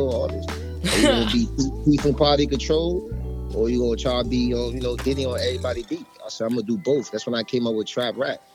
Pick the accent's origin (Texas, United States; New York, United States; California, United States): New York, United States; New York City; I'm from Brooklyn, New York. Mm-hmm. Marcy Projects.